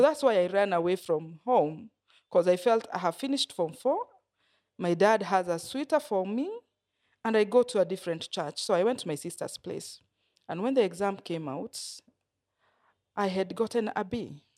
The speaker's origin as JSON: {"language": "English", "town": "Nyeri", "region": "Nyeri County", "country": "Kenya", "tie": "born or raised there", "also_born_or_lived": "Coast, Kenya", "said": "I grew up in Nyeri. I was born in Nyeri"}